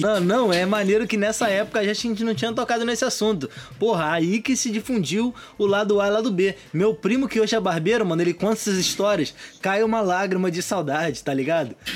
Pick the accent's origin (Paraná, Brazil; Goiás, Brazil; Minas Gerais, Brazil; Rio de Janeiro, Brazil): Rio de Janeiro, Brazil; São Gonçalo; also born or lived in Morro do Pinto, Rio de Janeiro; now in Rio de Janeiro, Brazil; Eu sou de São Gonçalo